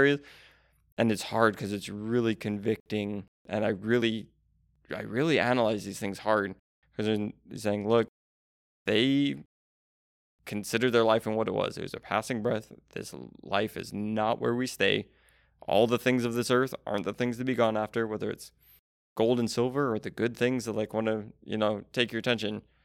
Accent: United States; being an American in twenty twenty-three

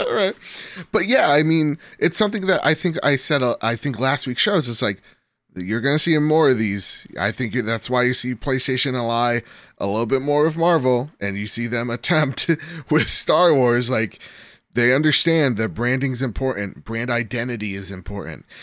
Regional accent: United States; I'm American

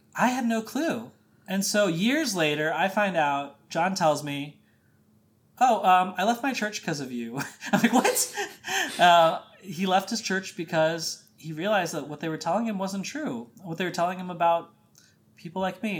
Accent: Midwest, United States; growing up in the Midwest, conservative Catholic

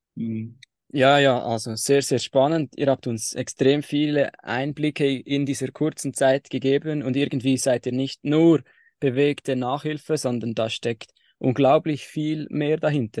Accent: Switzerland; bei uns in der Schweiz im Primarschulalter

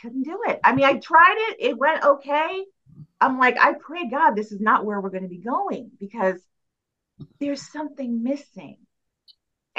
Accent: Mansfield, Massachusetts, United States; I was doing a show in Mansfield, my hometown

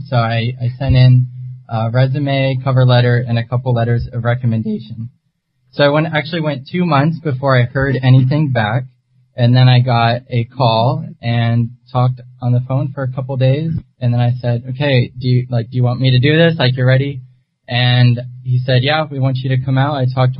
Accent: Florida, United States; I'm 24 years old. I'm from Florida.

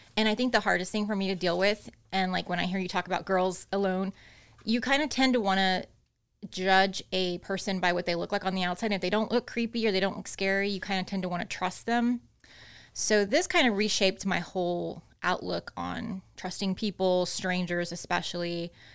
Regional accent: Austin, Texas, United States; also born or lived in Corpus Christi, Texas; I was born in Corpus Christi, but I was raised in Austin

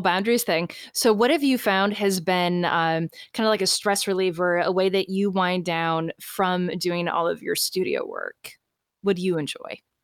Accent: Florida, United States; I'm from Florida

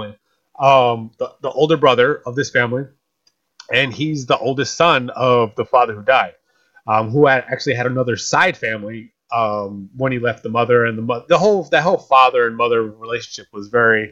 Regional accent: Atlantic City, New Jersey, United States; that's about my hometown. It's about my hometown

